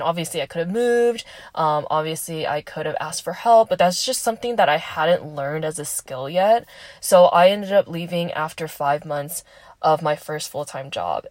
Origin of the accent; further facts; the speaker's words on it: Southern California, United States; moved away as an adult; I am from SoCal